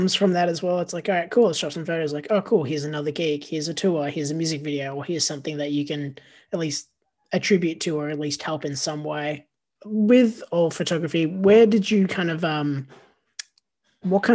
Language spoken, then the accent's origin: English; Frankston, Victoria, Australia; born or raised there